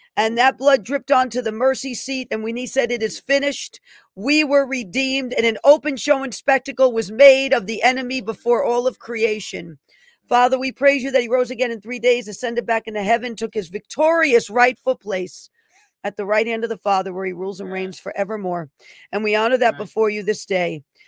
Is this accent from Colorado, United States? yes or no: no; New York City, New York, United States; born in the Bronx, New York.